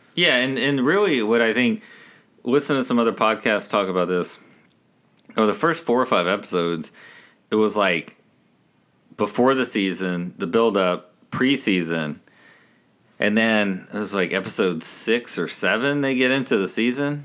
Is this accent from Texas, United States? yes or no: yes; Texas, United States; growing up in Texas here, and my brother and I, growing up, neither of us were A and M or U T